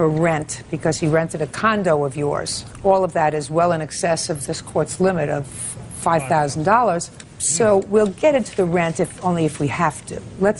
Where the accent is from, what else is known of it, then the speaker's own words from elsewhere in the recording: New York City, New York, United States; New York City, sir. That's my hometown.